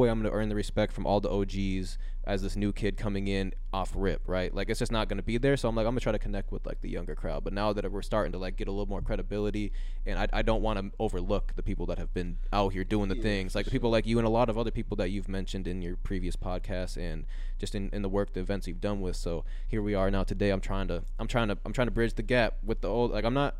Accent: Mankato, Minnesota, United States; moved away as an adult; also born or lived in River Falls, Wisconsin; now in Minneapolis, United States; I moved into Minneapolis when I was in like 2018. I'm originally from Mankato, Minnesota.

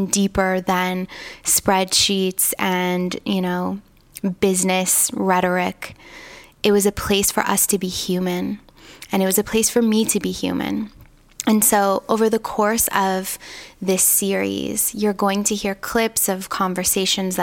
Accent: Toronto, Ontario, Canada; I was raised in Toronto

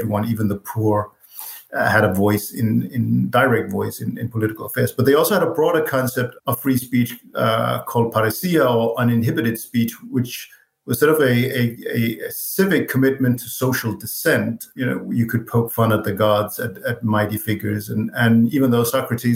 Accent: Copenhagen, Capital Region of Denmark, Denmark; I live and was born and raised in Copenhagen, Denmark

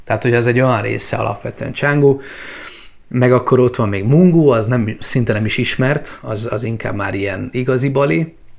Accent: Hungary; also born or lived in Bali, Indonesia; mi magyarok vagyunk és keresztények

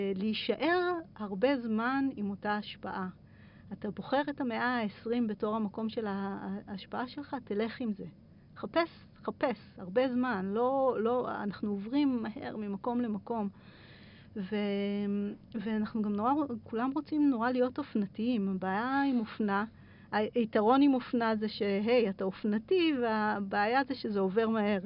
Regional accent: Israel; also born or lived in Kerem Maharal; אצלנו בישראל

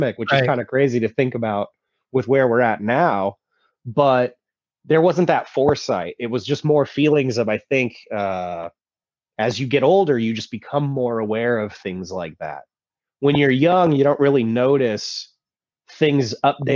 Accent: Vacaville, California, United States; I grew up in Vacaville, California

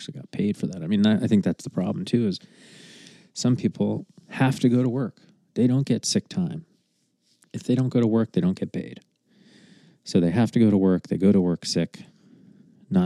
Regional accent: United States; as an American, a stupid, ignorant American

